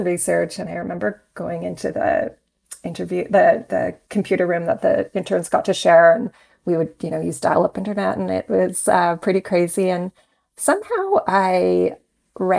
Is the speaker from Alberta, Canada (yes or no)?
no; Saskatoon, Saskatchewan, Canada; moved away as an adult; now in Toronto, Canada; I grew up in Saskatoon